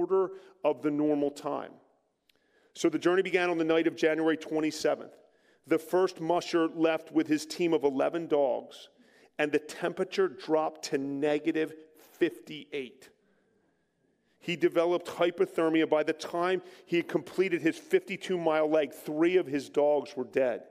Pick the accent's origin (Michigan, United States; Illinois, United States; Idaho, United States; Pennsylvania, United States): Pennsylvania, United States; Philadelphia; accent: East Coast; We're back on the East Coast. You might pick that up a little bit, my accent. If you hear me say water, that's water